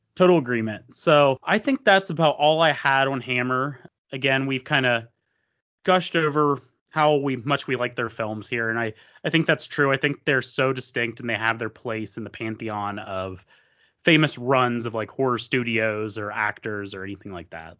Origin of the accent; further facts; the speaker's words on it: Columbus area, Ohio, United States; a little bit outside of Columbus here, um, in Lancaster, Ohio, um, that my parents always took me to growing up